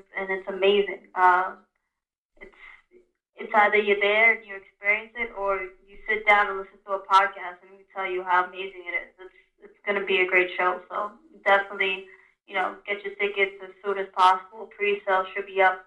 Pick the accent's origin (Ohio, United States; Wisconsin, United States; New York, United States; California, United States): New York, United States; New York City; born and raised in the Bronx